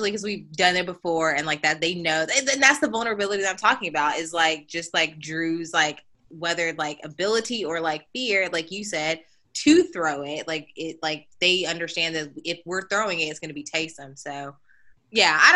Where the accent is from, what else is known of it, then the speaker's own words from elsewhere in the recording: Dallas, Texas, United States; I'm from Dallas